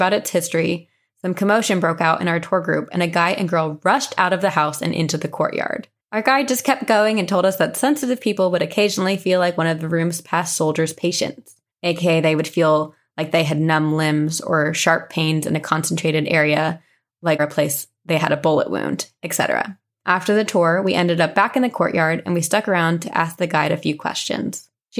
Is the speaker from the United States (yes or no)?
yes; Raleigh, North Carolina, United States; I'm from the Raleigh area in North Carolina and moved around the area a lot as I grew up.